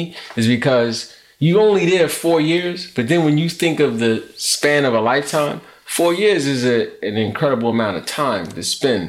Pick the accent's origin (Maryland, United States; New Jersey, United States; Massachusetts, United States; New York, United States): New York, United States; New York City; when I got there from growing up in Brooklyn